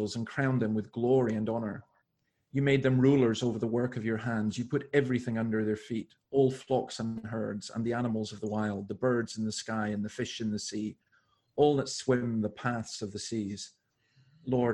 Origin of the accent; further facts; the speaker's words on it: Scottish Highlands, Scotland, United Kingdom; now in Sydney, Australia; I grew up in the Scottish Highlands